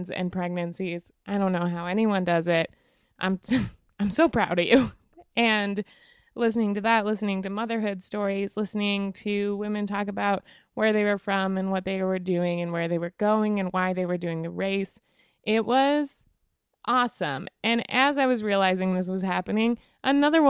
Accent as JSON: {"language": "English", "region": "Wyoming", "country": "United States", "said": "I'm from Wyoming"}